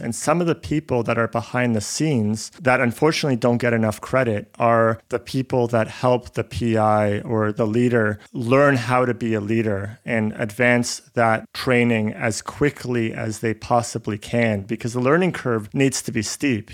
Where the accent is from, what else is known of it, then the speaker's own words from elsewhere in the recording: Canada; also born or lived in Buenos Aires, Argentina; I was born in, in Buenos Aires, in Argentina. I grew up in Canada.